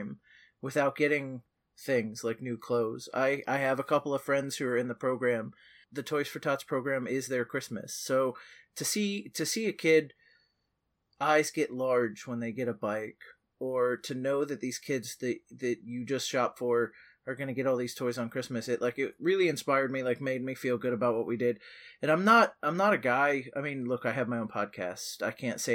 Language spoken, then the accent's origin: English; Merritt Island, Florida, United States; Merritt Island is my hometown. It's been my hometown my whole life.